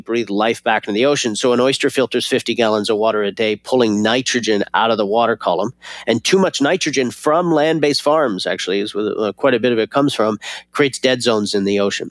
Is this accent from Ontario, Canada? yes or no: no; Newfoundland and Labrador, Canada; I was born and raised in Newfoundland, Canada, this little fishing village, most eastern point in all of North America